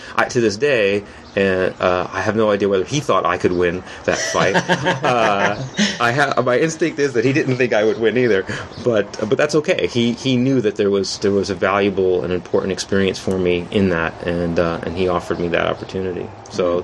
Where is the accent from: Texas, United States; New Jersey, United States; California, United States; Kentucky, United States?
California, United States; San Francisco; I'm from San Francisco